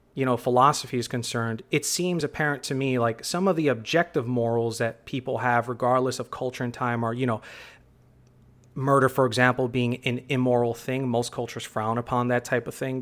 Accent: New York City, New York, United States; born and raised in the Bronx

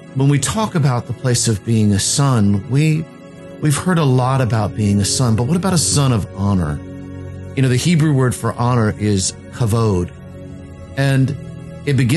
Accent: Virginia Beach, Virginia, United States; born and raised in Virginia Beach

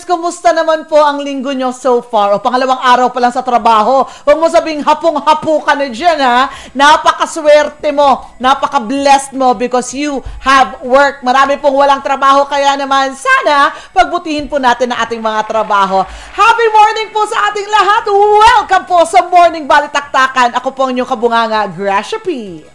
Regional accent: Philippines; Laking Luwakan ako

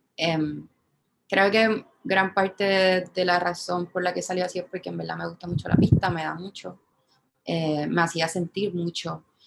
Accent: San Juan, Puerto Rico; yo soy de Santurce

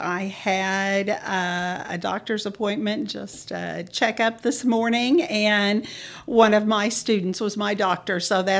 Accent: Manchester, Oklahoma, United States; also born or lived in Enid, Oklahoma; I am actually, well, I was born in Enid, but I am from a small town called Manchester, about 50 miles north of here. I grew up on a farm ranch, and Enid was the big city that we always came to.

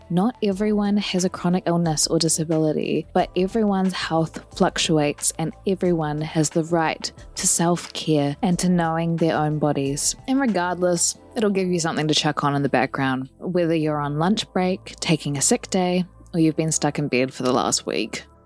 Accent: New Zealand; what I've noticed growing up in Aotearoa, New Zealand

